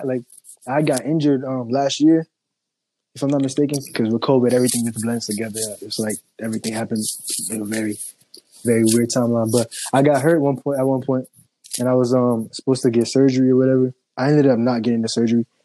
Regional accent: Connecticut, United States; I'm from Connecticut and I'm an artist

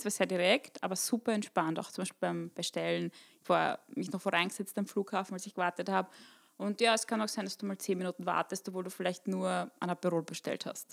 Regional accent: Burgenland, Austria; moved away; Eine gebürtige Burgenländerin, die es in die Welt verschlagen hat.

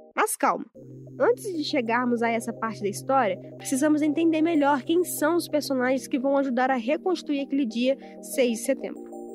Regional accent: Barbacena, Minas Gerais, Brazil; moved away as an adult; now in Juiz de Fora, Brazil; Eu sou de Barbacena, uma cidade que fica a 100 km de distância. E há cinco anos, desde que me mudei para cá

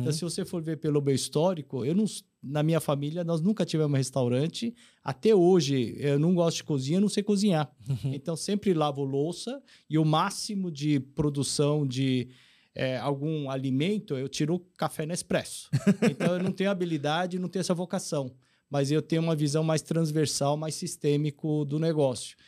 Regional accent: Brazil; also born or lived in South Korea / Alphaville, Brazil; Eu cheguei aqui no Brasil em 72, então vim com meus 8 anos, hoje eu tenho 58. Então, nasci na Coreia

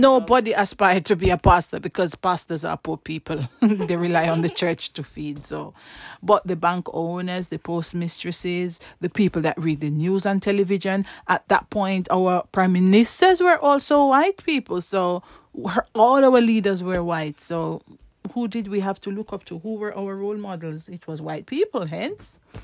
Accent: Saint Ann Parish, Jamaica; moved away as an adult; now in United Kingdom; Well, me, I, I grew up in Jamaica

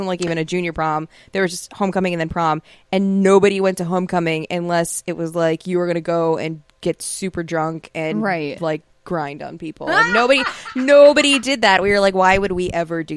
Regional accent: Cleveland, Ohio, United States; born or raised there

